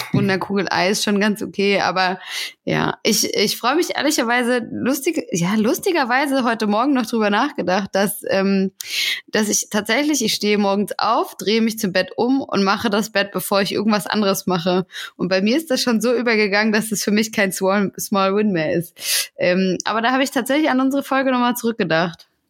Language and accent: German; Hesse, Germany; ich komme ja aus Hessen und da, hat, da guckt man auf jeden Fall den hessischen Rundfunk